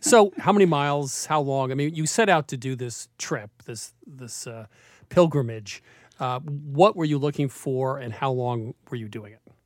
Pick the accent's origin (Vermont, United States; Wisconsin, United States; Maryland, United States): Vermont, United States; growing up in Vermont, the locals had a keen sense of place